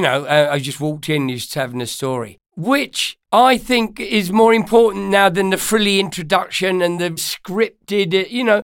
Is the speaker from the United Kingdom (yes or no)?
yes; London, United Kingdom; also born or lived in Ireland; I'm born in Ireland, but I'm from London, yeah, North London.